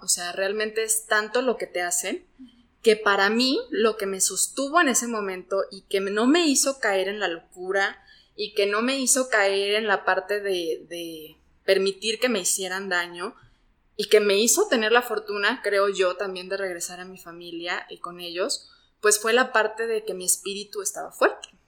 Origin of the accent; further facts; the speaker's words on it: Mexico; somos mexicanos